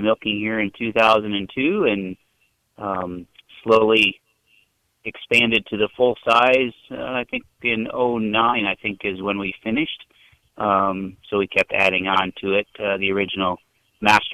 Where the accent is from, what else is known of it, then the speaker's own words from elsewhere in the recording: West Michigan, United States; now in Chowchilla, United States; I grew up in Michigan, kind of West Michigan area